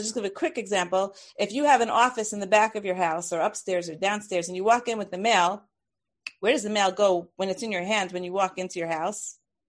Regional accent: Brooklyn, New York, United States; I'm from Brooklyn. It's okay.

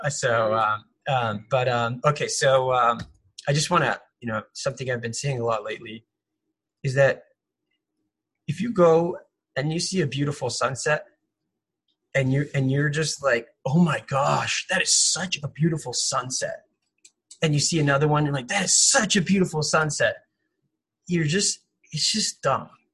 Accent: Los Angeles, California, United States; I'm from Los Angeles.

